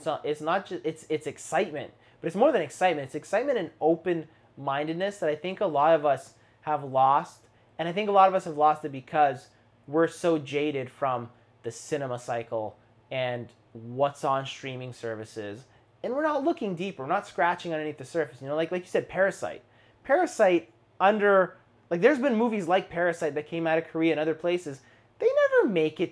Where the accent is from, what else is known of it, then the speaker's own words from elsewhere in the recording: Canada; We're Canadian